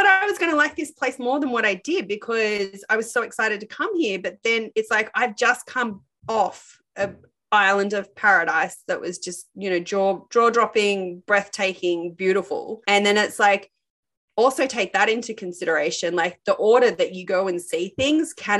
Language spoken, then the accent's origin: English; Sydney, New South Wales, Australia; we're from Sydney, Australia